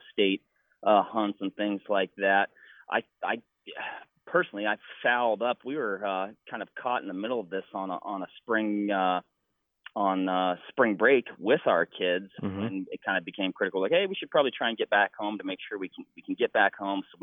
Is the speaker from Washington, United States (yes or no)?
yes; Washington, United States; now in Wisconsin, United States; in my home state of Washington